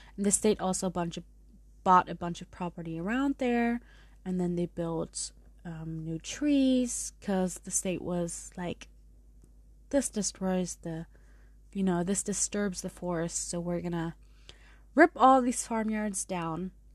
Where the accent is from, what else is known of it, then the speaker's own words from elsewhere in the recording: Munich, Bavaria, Germany; accent: German; also born or lived in San Diego; I did grow up with both languages, and part of me is from San Diego, but I grew up mostly in Munich. So you may hear my German through some pronunciations.